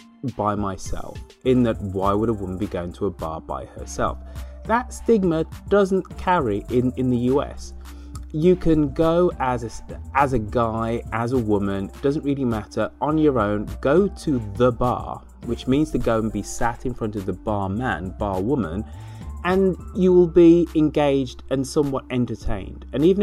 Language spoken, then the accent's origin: English; United Kingdom; accent: English; moved away as an adult; now in United States; I am British.